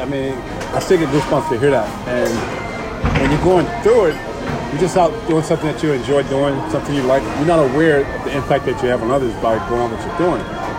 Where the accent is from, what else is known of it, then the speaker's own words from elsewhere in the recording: New York, United States; Me personally, obviously, I'm a New Yorker. I'm a Met at heart, but I pull for all the New York teams.